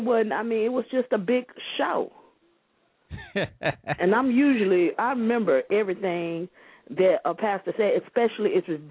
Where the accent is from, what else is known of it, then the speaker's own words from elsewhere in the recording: Arkansas, United States; moved away; I'm from Arkansas originally